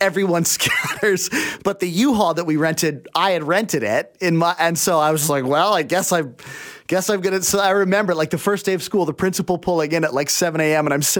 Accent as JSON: {"language": "English", "town": "Abbotsford", "region": "British Columbia", "country": "Canada", "tie": "born or raised there", "said": "I grew up in Abbotsford out in the valley."}